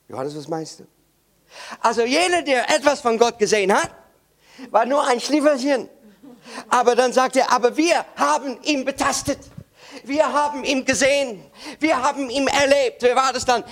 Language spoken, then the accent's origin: German; Netherlands; German is a second language; Ich bin Holländer und bei uns in Holland